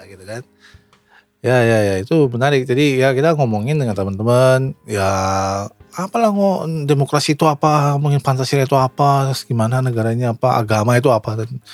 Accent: Yogyakarta, Special Region of Yogyakarta, Indonesia; accent: Javanese; moved away as an adult; now in Japan; Ini logat saya juga Jawa banget

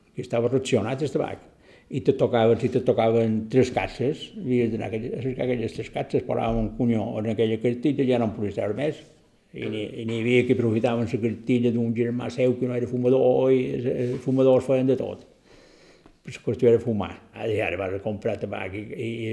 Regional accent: Caimari, Balearic Islands, Spain; vaig néixer a Caimari l'any 1938, dia 31 de juliol, i tota la vida l'he fet a Caimari

